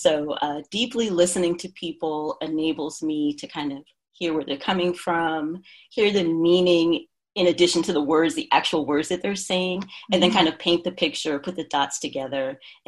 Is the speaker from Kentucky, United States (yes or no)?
no; New York, United States; also born or lived in Philadelphia / New Jersey; now in California, United States; I'm from the East Coast originally, born in New York, and lived a couple of places up and down the coast. I lived in Philadelphia, New Jersey, and then in 2015, relocated to the West Coast.